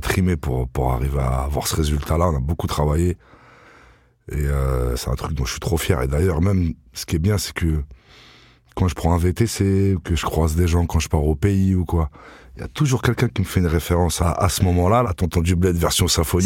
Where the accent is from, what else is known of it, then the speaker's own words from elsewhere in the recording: Vitry-sur-Seine, Île-de-France, France; j'ai grandi à Vitry, dans les quartiers les plus durs de Vitry